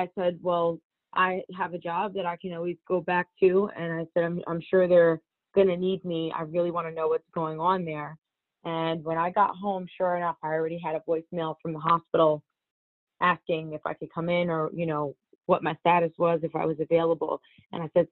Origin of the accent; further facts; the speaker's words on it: Teaneck, New Jersey, United States; I am a Teaneck, New Jersey girl. I'm a hometown girl. I grew up there